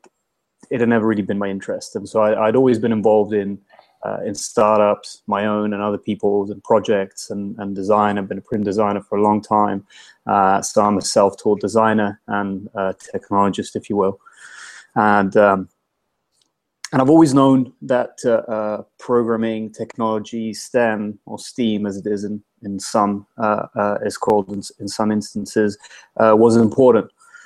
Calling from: London, United Kingdom; I'm calling you from London, from my house, my kitchen.

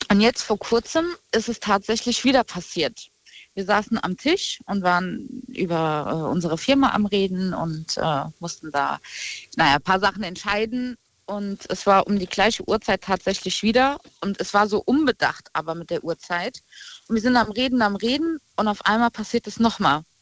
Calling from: Rhineland-Palatinate, Germany; Aus der Nähe von Koblenz.

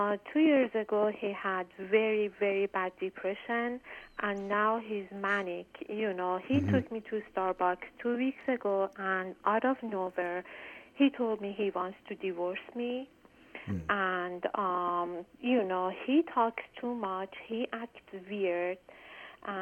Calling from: Washington, District of Columbia, United States; I'm calling from Washington, D.C.

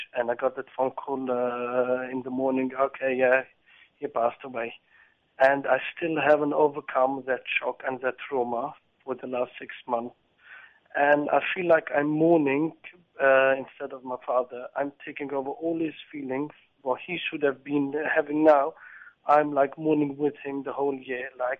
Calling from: England, United Kingdom; I'm calling from England.

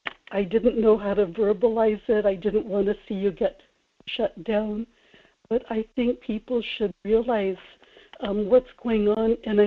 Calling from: Kodiak, Alaska, United States; in Kodiak.

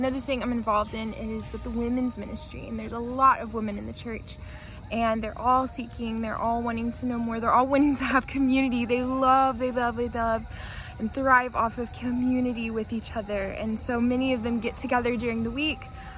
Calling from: Antalya, Turkey; I'm calling here from Antalya, Turkey.

